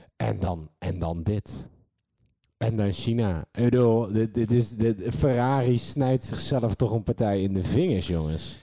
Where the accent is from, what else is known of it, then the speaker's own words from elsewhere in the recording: Netherlands; als Nederlander